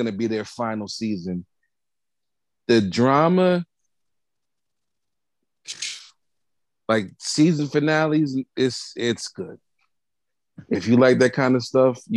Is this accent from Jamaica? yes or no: yes; Jamaica; I'm Jamaican